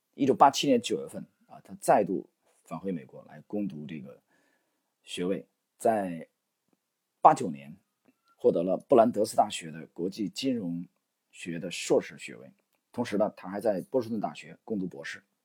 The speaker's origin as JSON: {"language": "Chinese", "country": "China", "said": "他是华人啊，我们中国人。"}